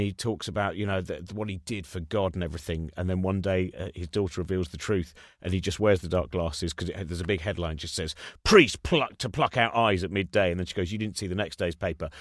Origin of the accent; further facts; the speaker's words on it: England, United Kingdom; We're English